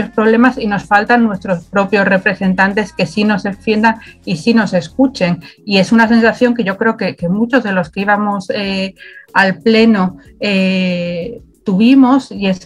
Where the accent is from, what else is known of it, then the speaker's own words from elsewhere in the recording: Spain; Y en otros países el poder ejercer un derecho que, tenemos como españoles era literalmente imposible